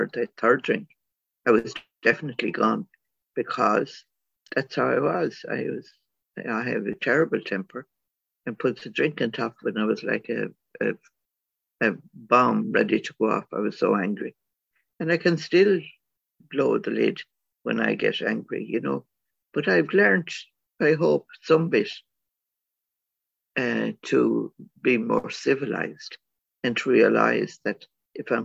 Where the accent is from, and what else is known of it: Ireland; born or raised there